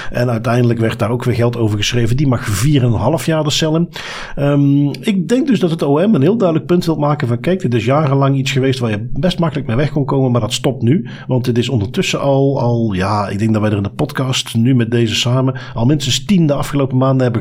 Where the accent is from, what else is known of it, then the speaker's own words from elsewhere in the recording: Flanders, Belgium; accent: Belgian; Ehm, voor de meeste Nederlanders klink ik als een Belg.